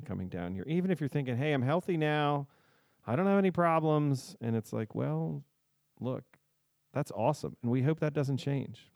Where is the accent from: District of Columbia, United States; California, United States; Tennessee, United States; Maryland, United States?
District of Columbia, United States; D.C.; now in Southern Delaware, United States; I grew up outside of Washington, D C, and I've lived here for a while